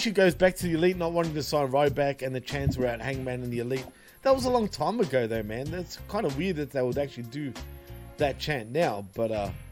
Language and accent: English; Australia; I am born and bred in Australia, clearly, but my parents are from Greece